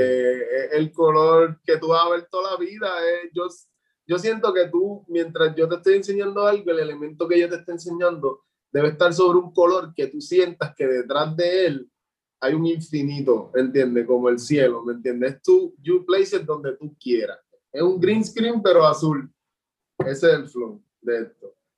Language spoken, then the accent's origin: Spanish; Juncos, Puerto Rico; soy de Junco, Puerto Rico